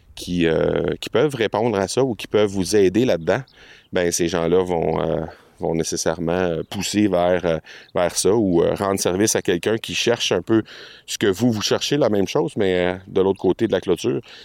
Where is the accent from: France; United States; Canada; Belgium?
Canada; chez nous au Canada